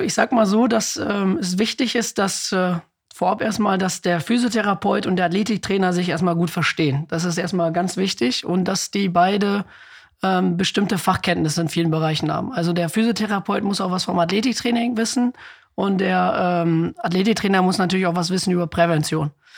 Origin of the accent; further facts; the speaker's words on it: Ibbenbüren, North Rhine-Westphalia, Germany; also born or lived in Osnabrück; Ich komme ja auch aus Sippenbüren